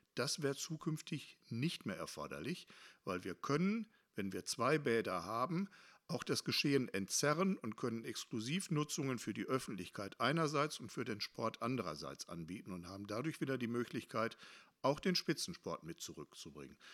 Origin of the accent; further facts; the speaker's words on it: Hattingen, North Rhine-Westphalia, Germany; hier bei uns in Hattingen